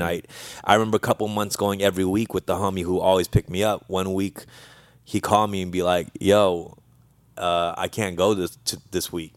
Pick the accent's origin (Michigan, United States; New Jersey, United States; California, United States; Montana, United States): California, United States; Los Angeles; also born or lived in Argentina; I, uh, was raised there my whole life at the age of three